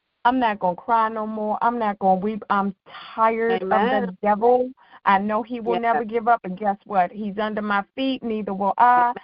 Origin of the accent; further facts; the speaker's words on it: Washington, District of Columbia, United States; I'm in Washington, D.C., born and raised